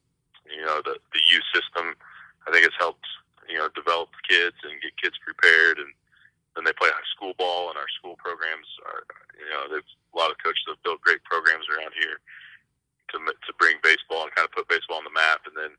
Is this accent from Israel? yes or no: no; New Castle, Indiana, United States; I went to Newcastle High School.